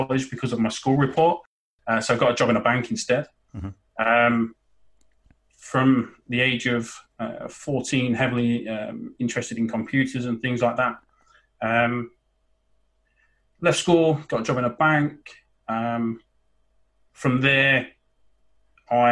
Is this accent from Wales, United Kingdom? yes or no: no; Boston, East Midlands, United Kingdom; I'm actually originally from Boston, where the Pilgrim Fathers left from